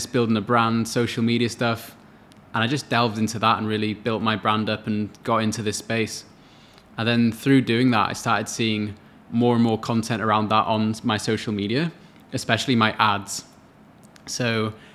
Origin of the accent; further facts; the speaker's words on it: Wales, United Kingdom; moved away as an adult; now in Australia; I'm from Wales in the UK, about 16,000 kilometers away from here